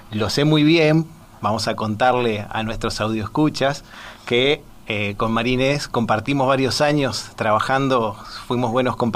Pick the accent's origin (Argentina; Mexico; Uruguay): Uruguay; Montevideo; tengo muchos familiares y mis arraigos son también de, desde Paysandú, por más que soy, como me dijiste siempre, citadino, soy de Montevideo, de la capital, pero mis vacaciones las pasaba mucho en Paysandú.